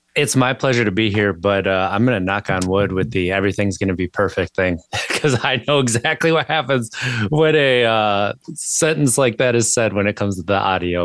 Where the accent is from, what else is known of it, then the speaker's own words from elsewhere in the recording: Wisconsin, United States; moved away as an adult; now in Virginia, United States; I grew up in Wisconsin